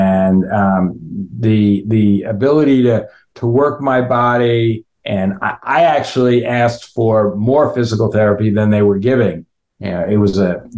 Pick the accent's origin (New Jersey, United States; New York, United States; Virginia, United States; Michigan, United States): New Jersey, United States; West Orange; moved away; West Orange, New Jersey, right, which is coincidentally also where I grew up